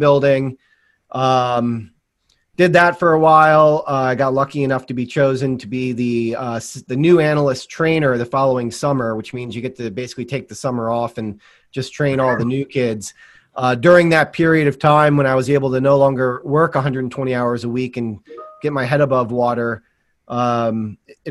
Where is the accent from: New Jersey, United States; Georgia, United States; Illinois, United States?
Illinois, United States; Southern; moved away as an adult; also born or lived in Northeast US; I grew up in Southern Illinois, went to college in the Northeast